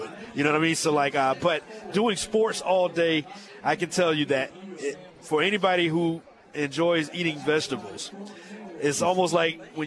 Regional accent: Fairfax, South Carolina, United States; moved away as an adult; also born or lived in Rock Hill, South Carolina / Charlotte, North Carolina; I grew up in Fairfax

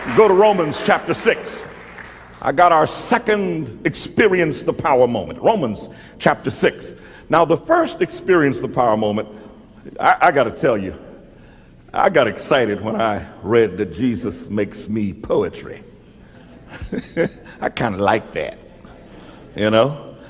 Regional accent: Mobile, Alabama, United States; moved away; I was born in Mobile, Alabama

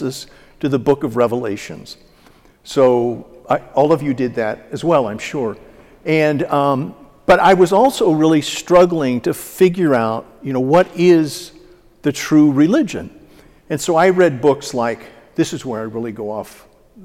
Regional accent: Dallas, Texas, United States; now in St. Louis, United States; I was born and raised in Dallas, the youngest of three sons

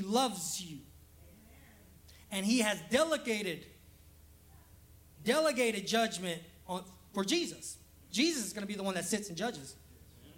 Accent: Los Angeles, California, United States; now in Alabama, United States; I'm also from Los Angeles

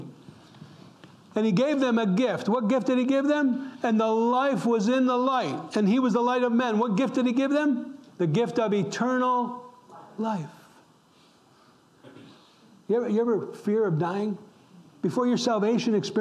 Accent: upstate New York, United States; I'm an Italian American. I grew up in upstate New York, an Italian community.

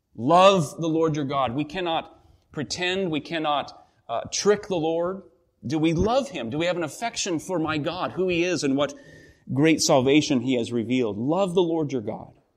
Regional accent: the Northwest, Pacific Northwest, United States; growing up in the Northwest, our family, quite active, uh, got involved in whitewater rafting

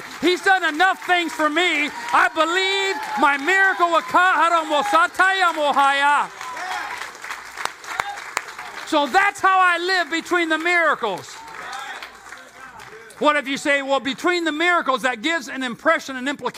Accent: United States; also born or lived in Temecula Valley, California; since I live in the United States and I am an American and I attend the American church

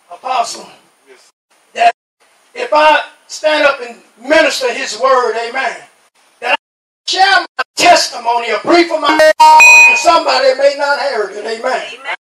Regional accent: New York, United States; now in Talladega, United States; I was raised in New York, amen. But I was born here in Talladega. Amen. Over there in Nebo, amen. And I thank God, amen. Left, left here at the age of nine, amen.

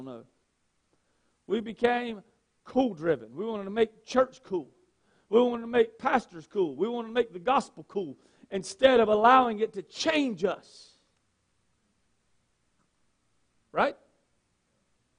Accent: Gaston County, North Carolina, United States; I grew up in Gaston County, and in Gaston County, North Carolina, what I watched as I grew up

